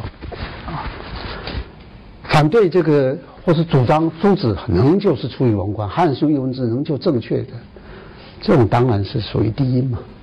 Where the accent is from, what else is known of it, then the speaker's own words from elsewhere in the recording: Taiwan; 以为我是桃园的人，其实不是，我是在桃园当兵，啊，我们在台湾都要当，都要就是全部人都要当兵的